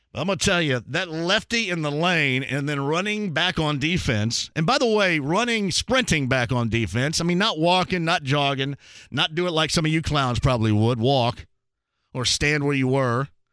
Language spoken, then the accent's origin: English; Greene County, Indiana, United States